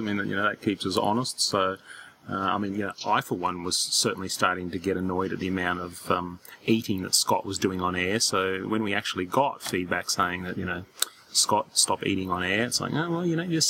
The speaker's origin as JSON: {"language": "English", "country": "Australia"}